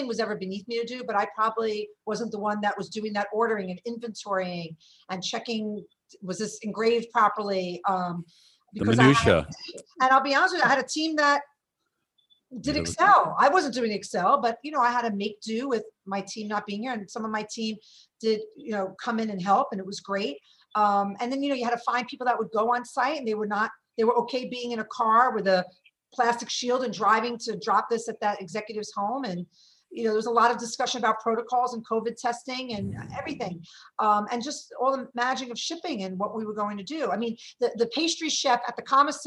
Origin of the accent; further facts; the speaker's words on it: New York City, New York, United States; I'm from Brooklyn